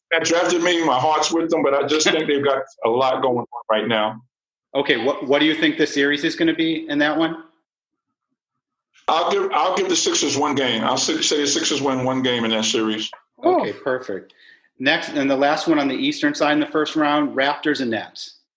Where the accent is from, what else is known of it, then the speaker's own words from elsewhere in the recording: New York, United States; growing up in New York, it's all Knicks.